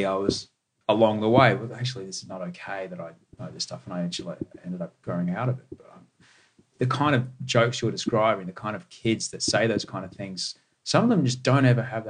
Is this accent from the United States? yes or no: no; Brisbane, Queensland, Australia; moved away as an adult; now in Sydney, Australia; I grew up in the Western. I wasn't born in Australia. I'm an immigrant, but yeah. I grew up in a super white, super middle class, Western suburbs of Brisbane, white kid state school.